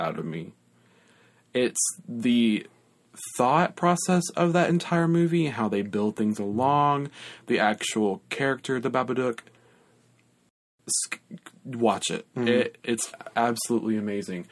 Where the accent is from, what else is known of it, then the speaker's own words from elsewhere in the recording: Lafayette, United States; moved away as an adult; now in South Carolina, United States; my hometown, LaFette